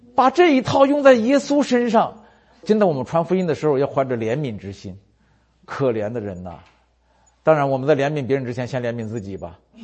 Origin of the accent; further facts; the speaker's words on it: China; 我们中国人都说没有免费的午餐